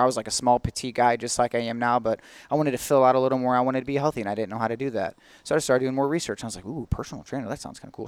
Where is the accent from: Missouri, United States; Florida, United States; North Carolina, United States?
Missouri, United States; St. Ann; also born or lived in St. Charles; And I'm a San Ann native. I was born and raised in San Ann